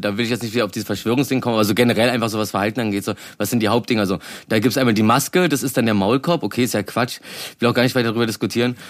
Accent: Berlin, Germany; als Berliner

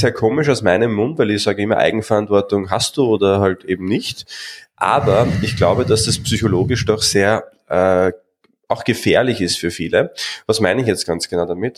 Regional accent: Austria; bei uns in Österreich

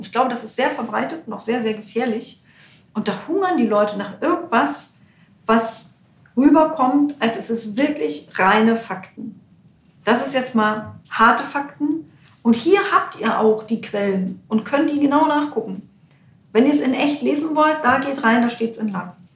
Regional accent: East Germany, Germany; Aber ich komme aus dem Osten, aber ich war in der DDR-Opposition, ich habe eine Stasi-Akte.

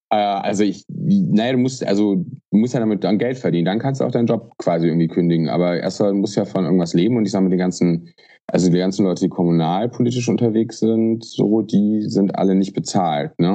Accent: Aachen, North Rhine-Westphalia, Germany; ich bin äh, aus Aachen

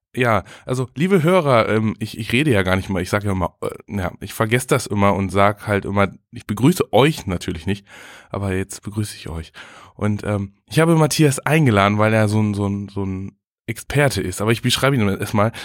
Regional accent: Butjadingen, Lower Saxony, Germany; moved away; Ich, ich bin ja zugezogen. Also ich komme aus Budjading, war dann ganz lange weg

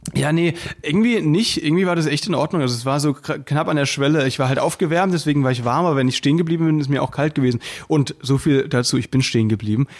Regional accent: Müllheim, Baden-Württemberg, Germany; moved away; bei uns in Müllheim

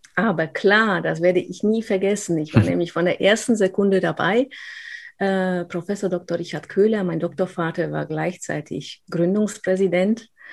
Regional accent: Upper Silesia, Poland; accent: rolling R; German is a second language; also born or lived in Aachen, Germany / Cologne, Germany; now in Germany; In Polen hat man mir gesagt, äh, ich bin eigentlich eine Deutsche, wir sind Oberschlesier, also Spätaussiedler sozusagen

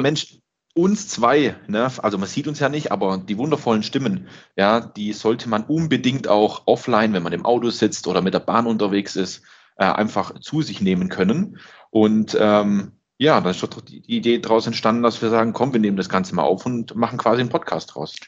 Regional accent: Swabia, Germany; dass ich der Schwabe bin

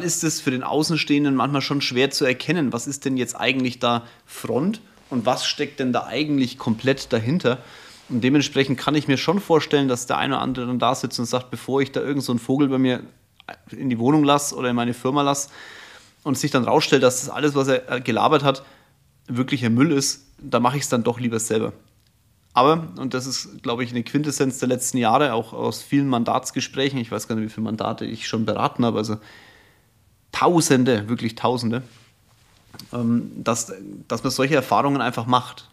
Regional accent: Franconia, Bavaria, Germany

